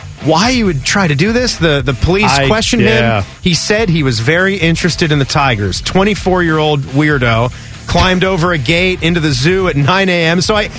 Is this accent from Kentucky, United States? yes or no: no; Virginia, United States; now in Columbus, United States; where we grew up in Virginia